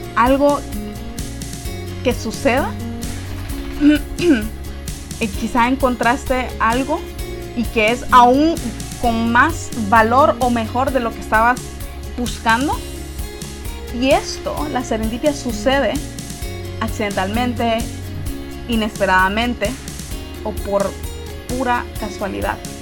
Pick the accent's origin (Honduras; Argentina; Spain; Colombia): Honduras; en nuestra forma de hablar, los hondureños